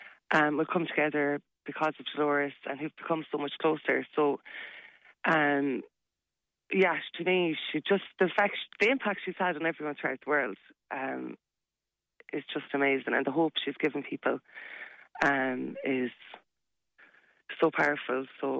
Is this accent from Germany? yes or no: no; Connacht, Ireland; I'm from Mayo originally, and I met Brendan like 2.5 years ago, but it was a gathering of people in Limerick.